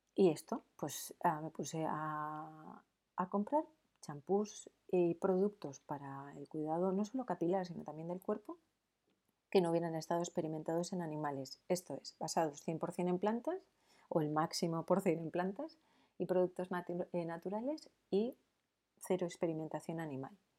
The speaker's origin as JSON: {"language": "Spanish", "town": "San Sebastián", "region": "Basque Country", "country": "Spain", "said": "en San Sebastián, que es de donde yo soy"}